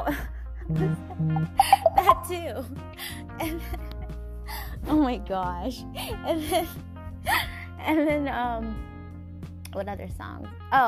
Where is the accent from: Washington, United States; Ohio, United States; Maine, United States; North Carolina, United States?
Washington, United States; Seattle; when I was growing up in Washington in Seattle, like, whenever people were going through heartbreaks, you could feel it, you know?